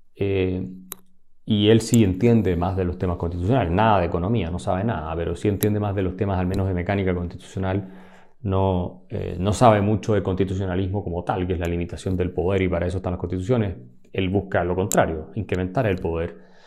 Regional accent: Chile; somos los chilenos

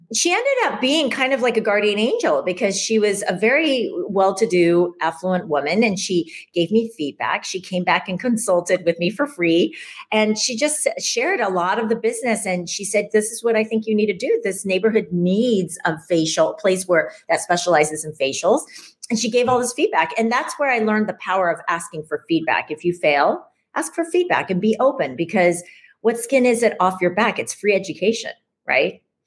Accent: Ames, Iowa, United States; now in New York City, United States; I grew up in Ames, Iowa, of all places

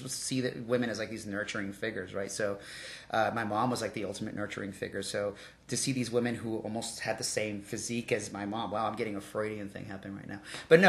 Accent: Doraville, Georgia, United States; also born or lived in Sandy Springs, Georgia; I never even moved that far. Like, I left Doraville, lived in Sandy Springs for a while, came right back here. Still in Doraville.

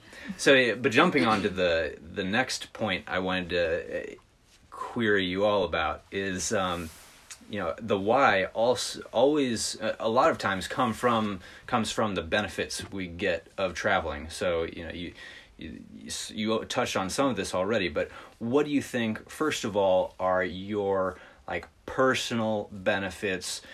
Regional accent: Midwest, United States; growing up in the Midwest in a smaller city

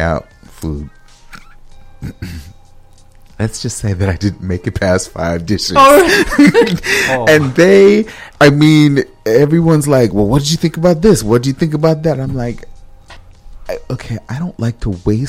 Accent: Los Angeles, California, United States; now in Minnesota, United States; I'm from Los Angeles, California

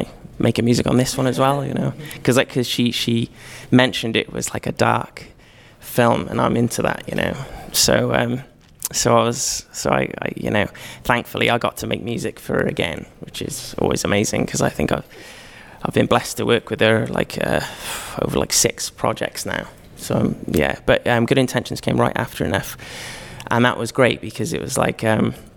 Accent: Cardiff, Wales, United Kingdom; I'm from Cardiff

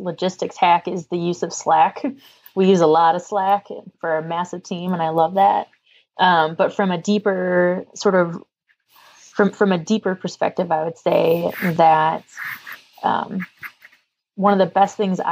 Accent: the Berkshires, New England, Massachusetts, United States; now in Louisiana, United States; I am a girl from New England, I would love to go see a TEDx Berkshires event just because it's my hometown

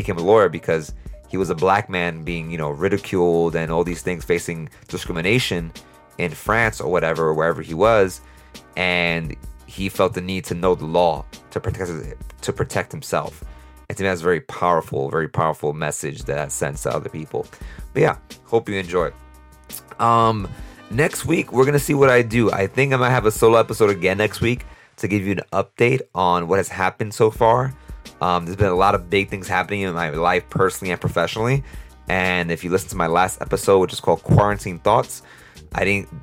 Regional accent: United States; as an American

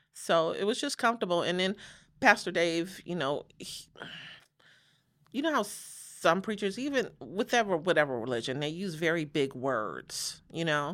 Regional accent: Los Angeles, California, United States; moved away as an adult; also born or lived in Chicago; now in Las Vegas, United States; we moved to Los Angeles from Chicago, so that was about five, six years old

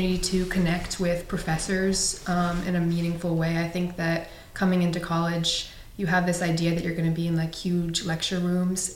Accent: Portland, Maine, United States; I'm from Portland, Maine

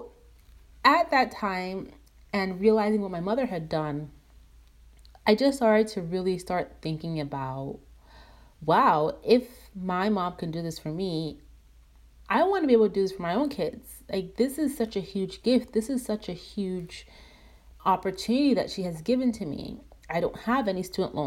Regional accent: Nigeria; growing up in Nigeria, my dad was the breadwinner.

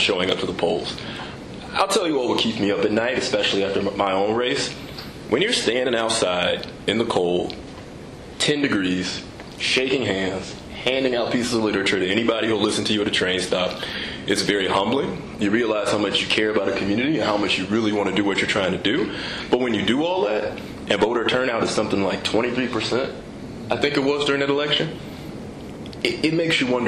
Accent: Chicago, Illinois, United States; on the west side of Chicago, which is where I'm from. I was born and raised in the Austin neighborhood

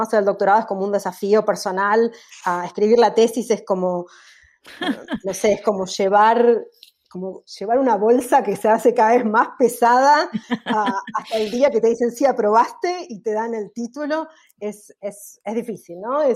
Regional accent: Argentina; moved away; cómo somos los argentinos

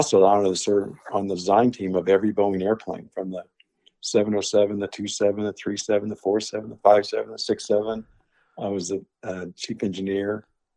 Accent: Kansas, United States; when we were growing up in Kansas

